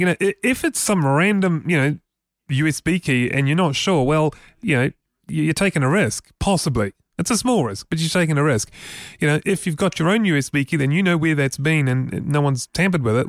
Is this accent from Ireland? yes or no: no; Auckland, New Zealand; when I was a little boy growing up in Auckland